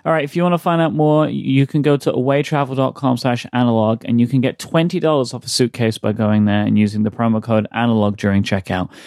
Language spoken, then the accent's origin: English; United Kingdom; I'm too British